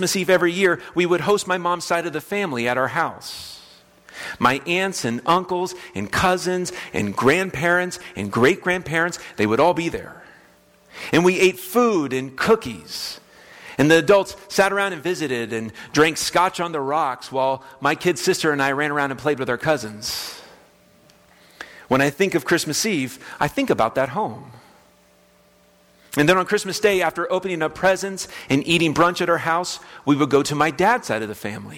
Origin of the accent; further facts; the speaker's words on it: West Palm Beach, Florida, United States; moved away as an adult; now in Kansas, United States; the house that I grew up in West Palm Beach, Florida, on Stratford